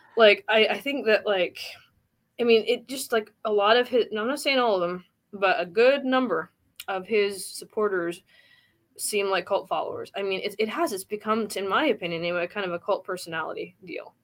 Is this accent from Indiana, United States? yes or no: yes; Indiana, United States; here in actually Indiana, my my home state